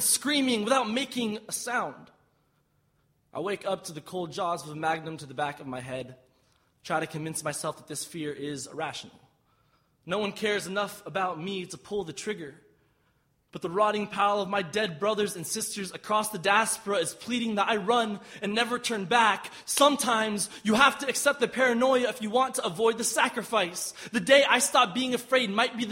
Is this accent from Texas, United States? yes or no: yes; Austin, Texas, United States; I'm from Austin, Texas.